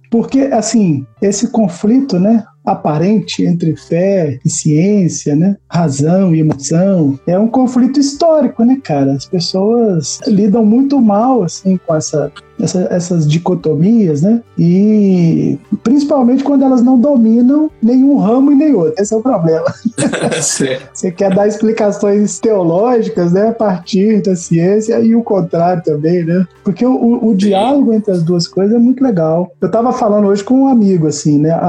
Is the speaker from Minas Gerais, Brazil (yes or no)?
yes; Minas Gerais, Brazil; Agora eu tô fazendo queijo, você já viu aí, né? Sou mineiro.